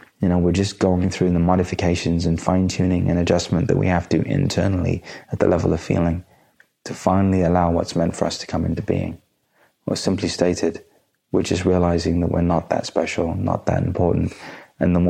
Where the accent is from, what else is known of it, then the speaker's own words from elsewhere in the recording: India; being Indian